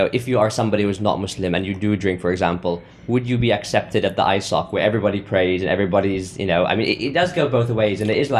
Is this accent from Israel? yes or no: no; South Africa; now in United Kingdom; I'm from South Africa.